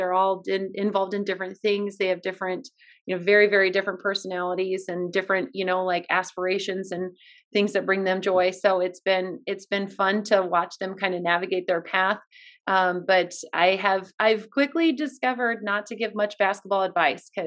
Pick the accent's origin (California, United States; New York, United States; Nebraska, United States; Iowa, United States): Iowa, United States; also born or lived in Cedar Falls, Iowa; now in Des Moines, United States; my hometown